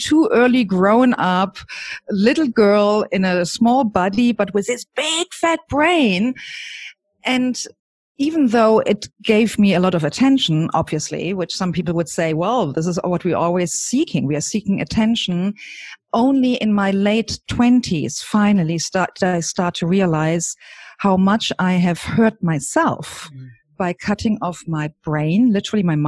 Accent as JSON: {"language": "English", "country": "Germany", "tie": "born or raised there", "said": "I grew up in Germany with parents and grandparents in the same house as a single child"}